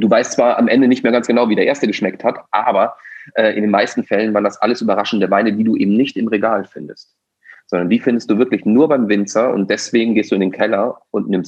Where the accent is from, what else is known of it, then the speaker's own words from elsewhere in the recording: Austria; ich bin Ösi, ja, das heißt also, sprich, äh, ich bin auch äh, in einer Region durchaus groß geworden, wo es eben die Heurigen gibt.